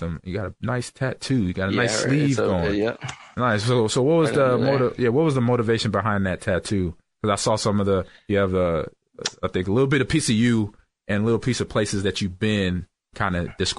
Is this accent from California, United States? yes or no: no; Nebraska, United States; Yeah, I'm a Cornhusker, O'Leary. I'm from Nebraska. I played at Nebraska, so I'm a Cornhusker all the way through.